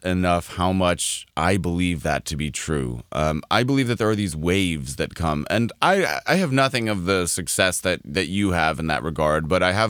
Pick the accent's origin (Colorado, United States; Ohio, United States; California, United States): Colorado, United States; Denver; I'm a quarter Italian by genetics, I grew up in Denver, Colorado, about as far from an ocean as a human can possibly be